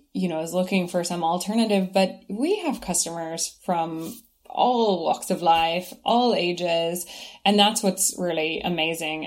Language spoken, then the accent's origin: English; Kentucky, United States; moved away as an adult; now in Ireland; growing up in Kentucky